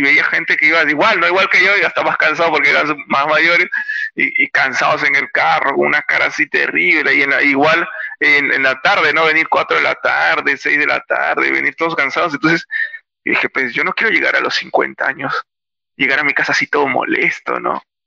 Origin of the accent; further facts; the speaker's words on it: Lima, Peru; soy natural de Lima